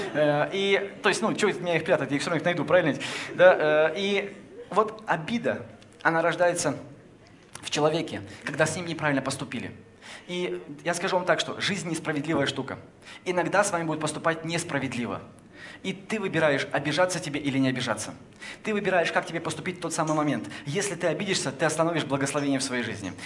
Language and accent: Russian; Kopeysk, Chelyabinsk Oblast, Russia; now in Moscow, Russia; Я родился в Копейске